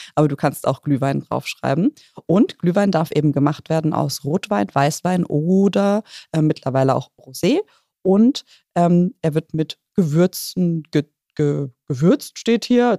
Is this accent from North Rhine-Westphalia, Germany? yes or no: no; Rhineland-Palatinate, Germany; bei uns in der Pfalz